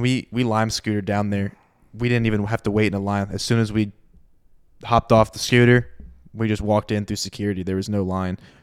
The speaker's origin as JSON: {"language": "English", "region": "Southwest Florida", "country": "United States", "said": "I'm from Southwest Florida"}